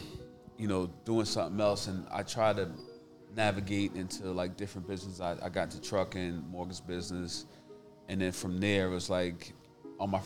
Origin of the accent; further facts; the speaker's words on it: Vauxhall, New Jersey, United States; I'm from Jersey